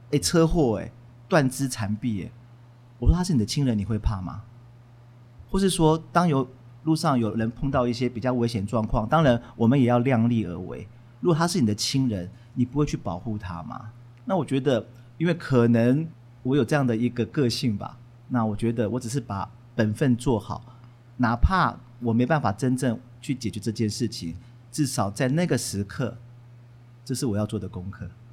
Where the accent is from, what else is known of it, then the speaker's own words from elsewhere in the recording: Taipei, Taiwan; 我来自一个很普通的家庭，而且我那时候家里面住在芒嘎